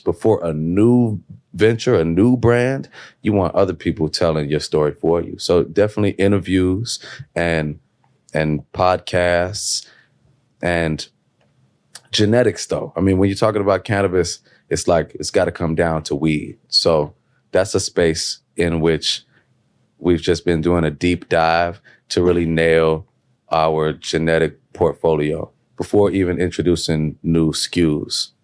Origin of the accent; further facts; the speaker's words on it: Chicago, Illinois, United States; I'm on the south side of Chicago